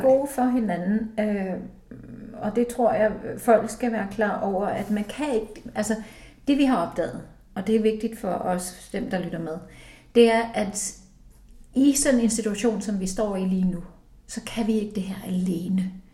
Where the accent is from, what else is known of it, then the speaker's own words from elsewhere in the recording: Iceland; moved away as an adult; now in Denmark; jeg er født og opvokset i Island, så det har farvet hele mit liv